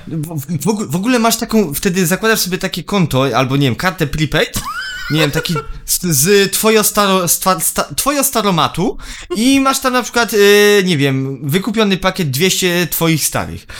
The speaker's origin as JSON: {"language": "Polish", "country": "Poland", "said": "ja jako oczywiście y, Polak y, z krwi i kości"}